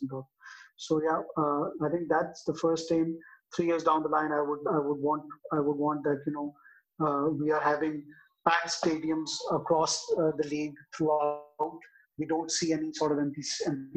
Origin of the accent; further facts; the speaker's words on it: Islamabad, Islamabad Capital Territory, Pakistan; I actually hail from Islamabad